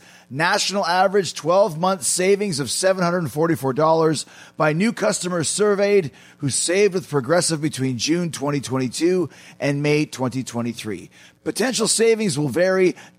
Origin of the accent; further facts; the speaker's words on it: Winnipeg, Manitoba, Canada; When I was growing up in Winnipeg, anything that Howard Manshine said to me was gospel.